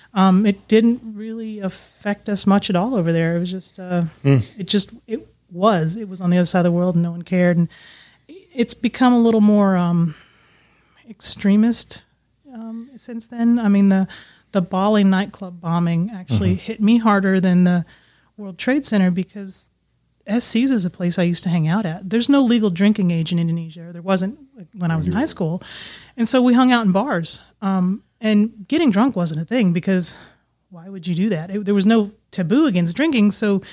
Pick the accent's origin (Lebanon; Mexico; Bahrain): Bahrain; born there; And I was born in the Middle East in this little tiny island country it's called Bahrain